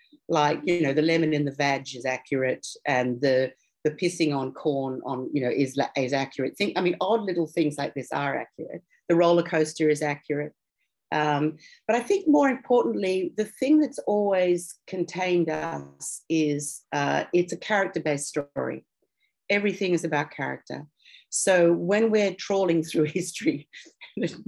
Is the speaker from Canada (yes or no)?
no; Australia; Tony and I are obviously Australian